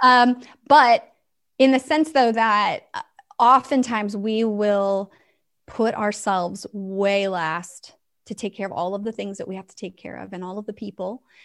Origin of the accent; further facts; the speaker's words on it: West Coast, United States; now in Tennessee, United States; I live in Tennessee, but I'm originally from the West Coast